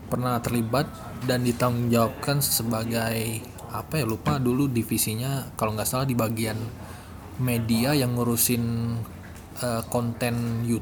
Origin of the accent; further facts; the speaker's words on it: Sumatra, Indonesia; Saya dari Sumatera, dari Sumatera jauh naik pesawat.